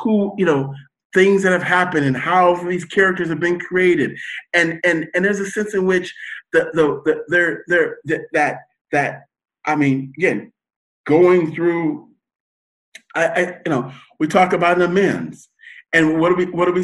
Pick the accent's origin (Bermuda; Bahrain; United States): United States; as American, that's our culture